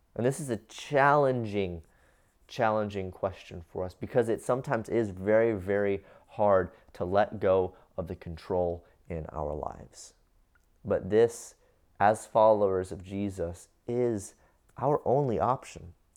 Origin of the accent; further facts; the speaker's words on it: Cincinnati, Ohio, United States; I grew up in the United States of America, in Cincinnati, Ohio